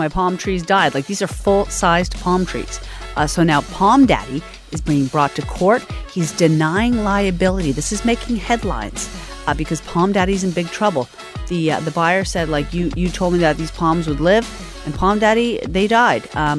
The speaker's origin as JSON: {"language": "English", "region": "the Maritimes", "country": "Canada", "tie": "born or raised there", "moved": "yes", "lives_now": "Toronto, Canada", "said": "I grew up in the Maritimes where it's always just gloomy for the entire winter"}